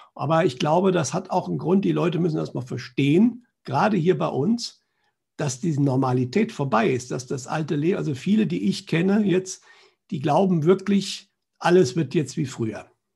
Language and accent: German; Germany; Bei uns in Deutschland